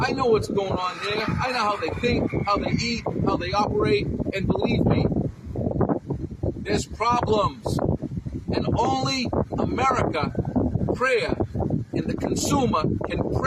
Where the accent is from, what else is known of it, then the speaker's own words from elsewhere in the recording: Boston, Massachusetts, United States; I grew up in Boston, Massachusetts